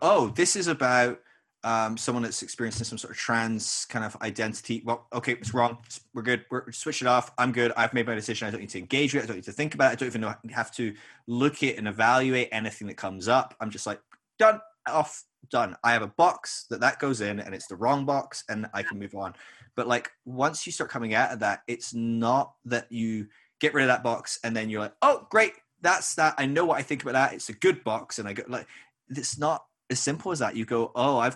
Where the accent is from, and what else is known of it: Scotland, United Kingdom; moved away as an adult; now in United States